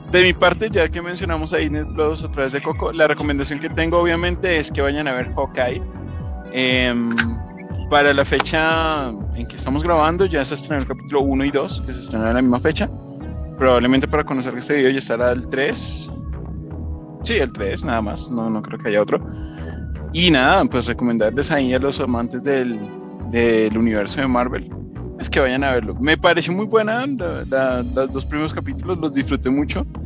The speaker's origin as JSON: {"language": "Spanish", "country": "Colombia", "said": "espero lo mismo me encantó, o de pronto algo mejor ya pues, siendo colombiana."}